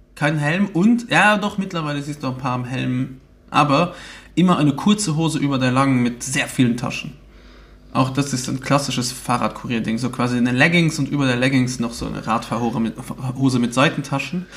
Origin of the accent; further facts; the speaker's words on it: Luxembourg; Bei uns in Luxemburg nennen wir das Carway oder K-Ways